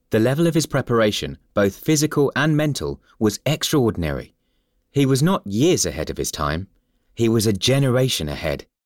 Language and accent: English; Timișoara, Timiș County, Romania; first language Hungarian; English is a second language; Of course, I knew Hungarian, which was my mother language, as Timisoara was originally part of Hungary, and Romanian.